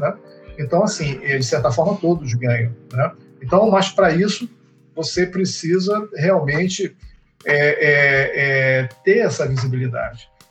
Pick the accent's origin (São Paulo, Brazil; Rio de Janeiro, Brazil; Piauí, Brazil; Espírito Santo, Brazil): Rio de Janeiro, Brazil; eu sou do Rio de Janeiro